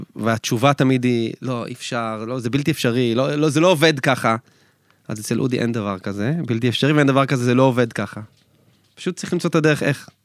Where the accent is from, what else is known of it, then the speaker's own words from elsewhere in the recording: Israel; אנחנו ישראלים